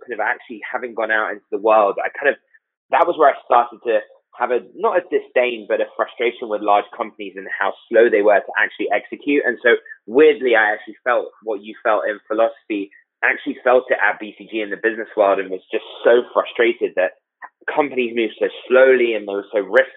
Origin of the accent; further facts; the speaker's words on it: London, United Kingdom; accent: British; moved away as an adult; also born or lived in New York; now in United States; I grew up in London with a Greek dad, British mother